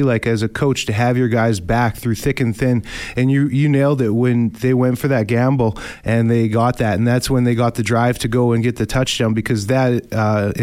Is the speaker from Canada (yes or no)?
yes; Winnipeg, Manitoba, Canada; I'm from Winnipeg, North End Winnipeg. I'm a hard worker, blue collar kid myself